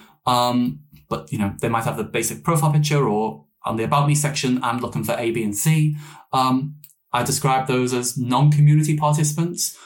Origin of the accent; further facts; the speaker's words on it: Liverpool, North West England, United Kingdom; moved away as an adult; also born or lived in Newcastle, North East England; I grew up in Liverpool for 19 years and then in the Northeast for 6